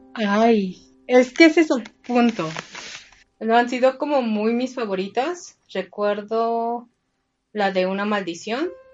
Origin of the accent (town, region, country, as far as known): Mexico